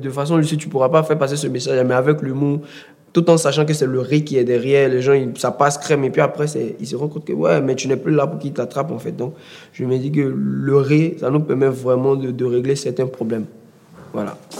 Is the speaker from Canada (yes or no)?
no; Abidjan, Côte d’Ivoire; chez nous, chez nous à Bobo